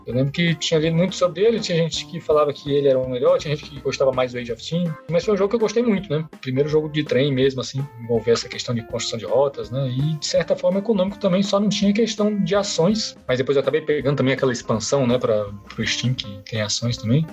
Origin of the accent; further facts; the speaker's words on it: Minas Gerais, Brazil; Eu sou de Minas Gerais